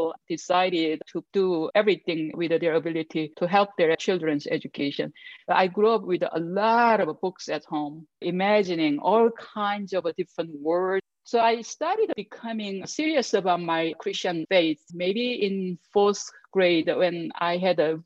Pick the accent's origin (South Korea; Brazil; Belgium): South Korea; English is a second language; moved away as an adult; now in Denver, United States; I grew up in Korea, and I was born into a military family.